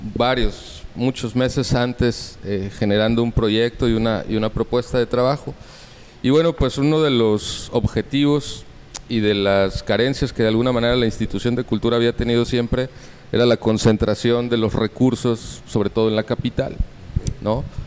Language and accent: Spanish; Mexico City, Mexico; now in Baja California Sur, Mexico; yo nací en la Ciudad de México. Eh, pues ya tengo más de 25 años viviendo en Baja California Sur.